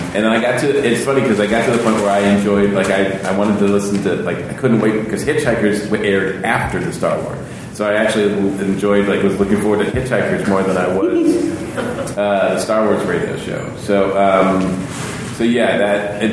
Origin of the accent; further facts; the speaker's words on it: Massachusetts, United States; I grew up in Massachusetts.